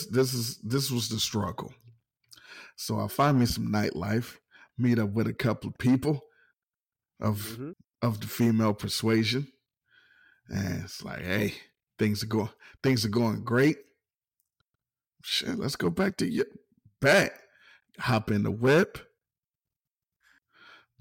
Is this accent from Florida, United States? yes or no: no; Ohio, United States; moved away as an adult; also born or lived in Louisiana / Virginia; I'm from Ohio.